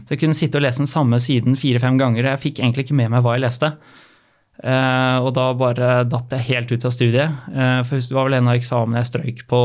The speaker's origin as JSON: {"language": "Norwegian", "town": "Asker", "region": "Akershus", "country": "Norway", "tie": "born or raised there", "moved": "as an adult", "lives_now": "Bergen, Norway", "said": "vokste jeg opp i Asker og har bodd der eh, hele veien fram til rundt ti år siden"}